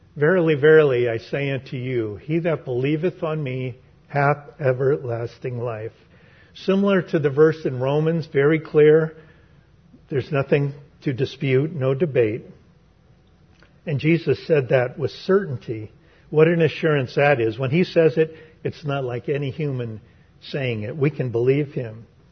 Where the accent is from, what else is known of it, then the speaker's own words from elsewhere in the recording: San Francisco, California, United States; growing up in San Francisco